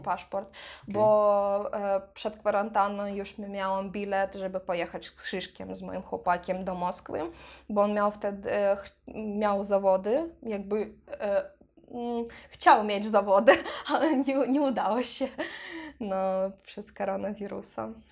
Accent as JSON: {"language": "Polish", "region": "Transnistria", "country": "Moldova", "tie": "born or raised there", "second_language": "Polish", "moved": "as an adult", "lives_now": "Poland", "said": "wyjechałam z Naddniestrza, to była taka bardzo ciężka decyzja, bo e, mieszkałam w Naddniestrzu 23 lata"}